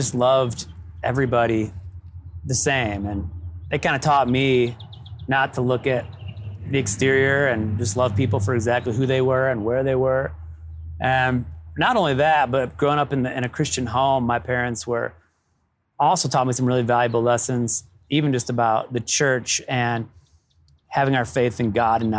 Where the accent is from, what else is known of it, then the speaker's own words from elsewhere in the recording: Toledo, Ohio, United States; I grew up in Ohio